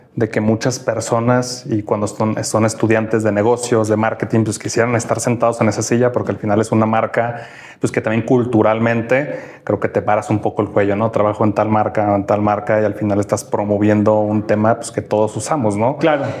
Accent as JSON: {"language": "Spanish", "country": "Mexico", "said": "como latinoamericanos, mexicanos"}